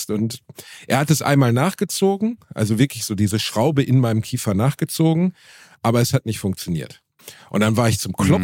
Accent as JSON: {"language": "German", "town": "Gelsenkirchen", "region": "North Rhine-Westphalia", "country": "Germany", "tie": "born or raised there", "said": "Das war einfach mein Zahnarzt als Teenager in Gelsenkirchen."}